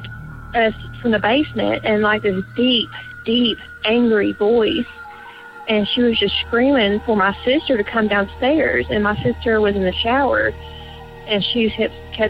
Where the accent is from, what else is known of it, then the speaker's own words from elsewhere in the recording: Tennessee, United States; I am from Tennessee.